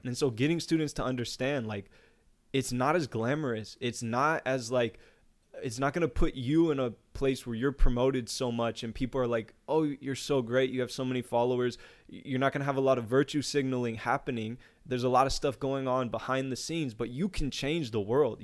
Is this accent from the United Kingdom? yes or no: no; United States; even as an American